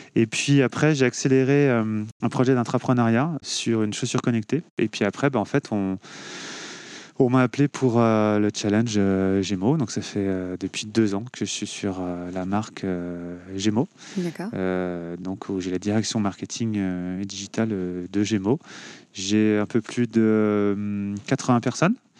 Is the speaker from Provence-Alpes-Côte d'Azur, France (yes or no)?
no; Cholet, Pays de la Loire, France; also born or lived in Angers; now in Nantes, France; Je suis né à Cholet, j'ai grandi à Cholet.